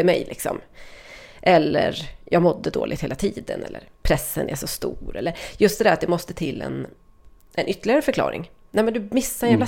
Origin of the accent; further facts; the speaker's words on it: Sweden; jag som svensk